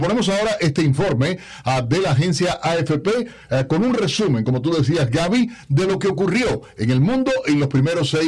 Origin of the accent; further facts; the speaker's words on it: Cuba; como los cubanos decimos